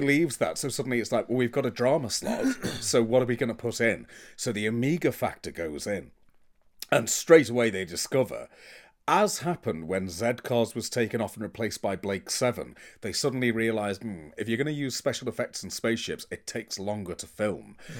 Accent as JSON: {"language": "English", "country": "United Kingdom", "said": "I'm British."}